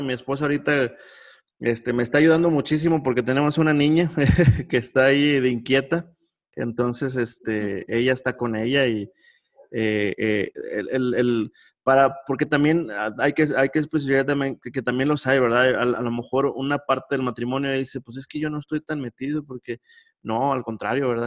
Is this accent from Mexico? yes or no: yes; Monclova, Coahuila, Mexico; mi niñez, cuando allá en Monclova, donde yo soy